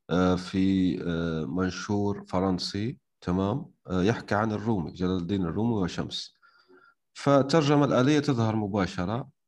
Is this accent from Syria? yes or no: no; Algeria; انا مش مصري يعني حتى انت لو كنت غبي وما تعرف الجزائر كذا وكذا يعني المفروض تعطيني لهجه الجزائريه